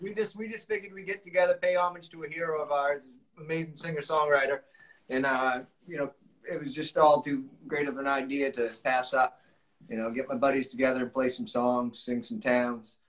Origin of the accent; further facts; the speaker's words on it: Westerly, Rhode Island, United States; where I was born in Westerly, Rhode Island